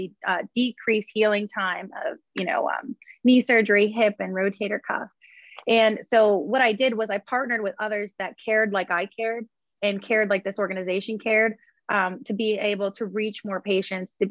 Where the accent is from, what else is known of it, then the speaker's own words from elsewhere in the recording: Columbiana County, Northeastern Ohio, United States; moved away as an adult; now in Pittsburgh, United States; I'm originally from Northeastern Ohio. I'm a farm kid, you know, country girl, We grew up on, you know, farmland